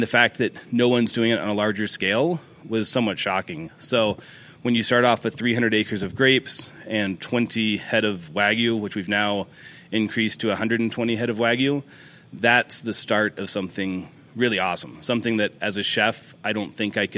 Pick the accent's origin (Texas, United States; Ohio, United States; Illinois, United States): Texas, United States; Dallas; now in Monterey, United States; I was born in Dallas, so Texas cooking is a big part of what I grew up